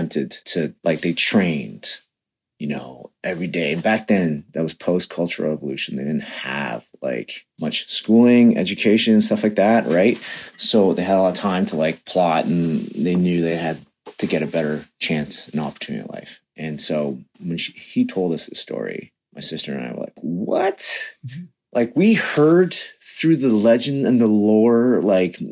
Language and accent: English; Toronto, Ontario, Canada; I was born in Toronto when they came here in 84